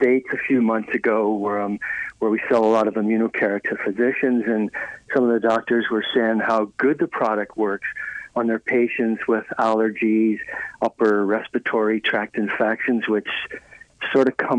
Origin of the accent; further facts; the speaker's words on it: Ireland; moved away; I was raised in Ireland